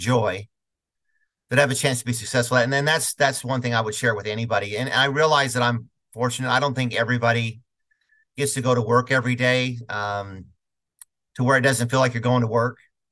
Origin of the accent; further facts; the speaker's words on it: Utah, United States; moved away as an adult; now in Atlanta, United States; I'm from Utah